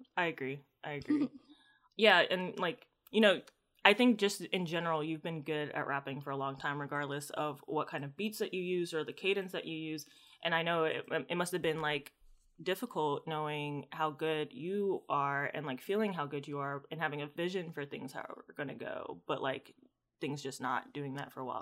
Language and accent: English; United States; I'm American